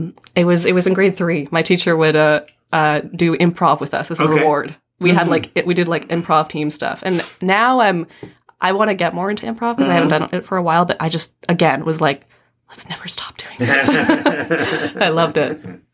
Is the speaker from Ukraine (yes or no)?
no; Toronto, Ontario, Canada; In North York.